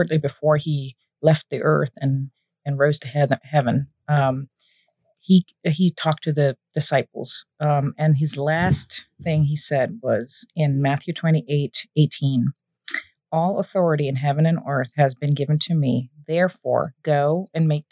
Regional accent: Germany; moved away; I was raised in the Protestant church in Germany, went through the whole religious educational

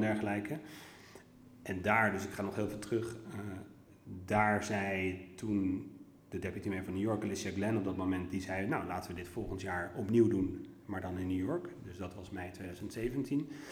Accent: Ter Aar, South Holland, Netherlands; moved away; also born or lived in Leiderdorp / Vlissingen / Hilversum; ik heb mijn grootste tijd, eh, deel van de tijd eh, gewoond in het pittoreske dorpje Ter Aar, vlakbij Nieuwkoop en Alphen aan de Rijn, Zuid-Holland.

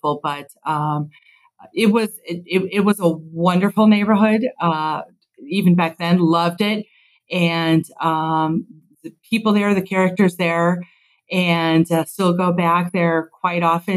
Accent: Chicago, Illinois, United States; I grew up on the northwest side of the city. And in the late 70s, moved to Taylor Street. And so that's really where my upbringing was.

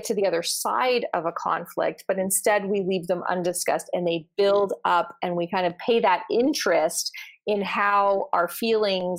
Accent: Canada; I'm Canadian

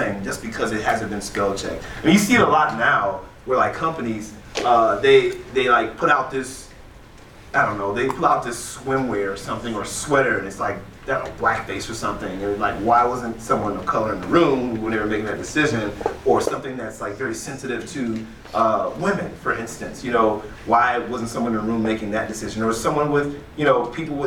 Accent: East Cleveland, Ohio, United States; also born or lived in Aurora, Ohio; we moved from East Cleveland, like East 93rd

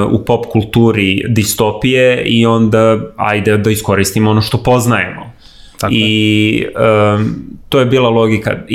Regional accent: Belgrade, Serbia; Ja sam odrastao na Novom Beogradu

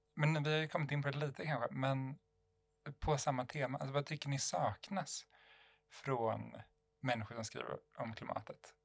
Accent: Sweden; jag var svensk

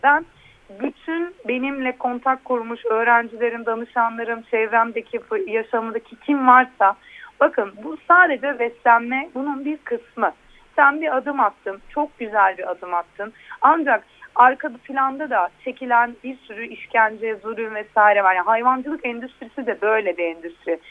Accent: Antakya, Hatay, Turkey

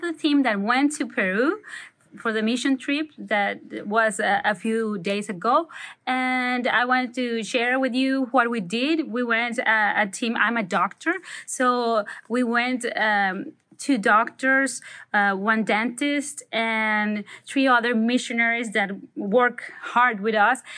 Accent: Manzanillo, Colima, Mexico; I am from Manzanillo, Mexico

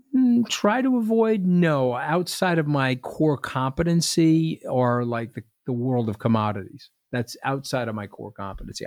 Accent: Long Island, New York, United States; I grew up on Long Island.

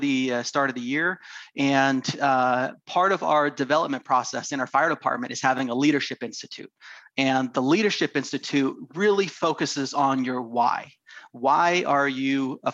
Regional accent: Half Moon Bay, California, United States; I grew up in Northern California, just south of San Francisco, a little town called Half Moon Bay

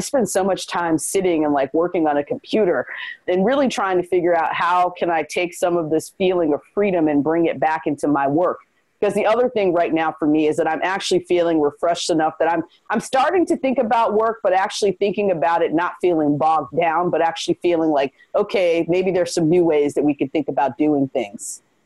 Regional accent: Chicago, Illinois, United States; moved away as an adult; now in Maine, United States; I was born and raised in Chicago

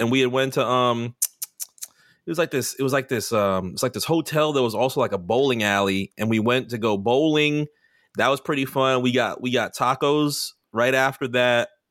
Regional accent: New York City, New York, United States; moved away; I was born in New York City

